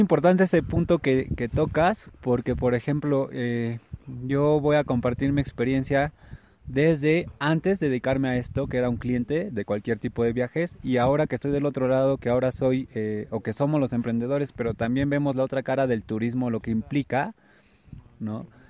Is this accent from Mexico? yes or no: yes; Mexico; como mexicanos